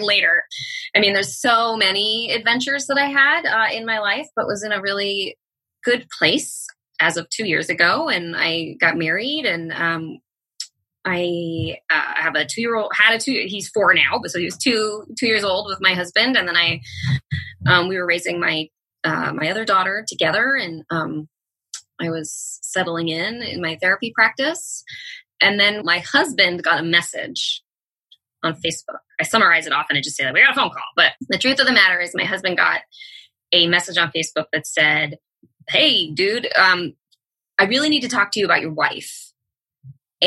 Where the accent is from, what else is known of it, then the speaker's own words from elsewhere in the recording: Bay Area, Northern California, United States; now in Los Angeles, United States; I grew up in Northern California in the Bay Area